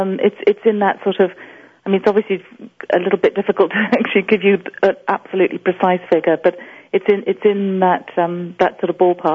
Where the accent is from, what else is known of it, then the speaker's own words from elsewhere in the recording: Tanzania; also born or lived in West Africa; I was born in East Africa, in Tanzania, and raised in East Africa, but also we moved to West Africa at certain points